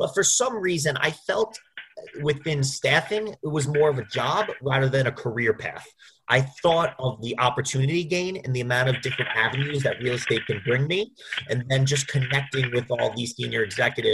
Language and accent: English; Roslyn, New York, United States; moved away as an adult; also born or lived in Bloomington, Indiana / Manhattan, New York; I'm born and raised in Roslyn, New York, which is on Long Island